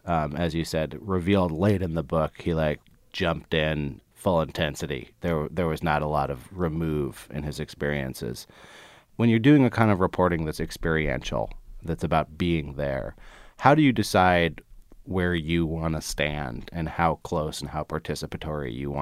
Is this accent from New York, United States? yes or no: no; California, United States; I grew up in the Bay Area, so I'm very familiar with the milieu you're talking about.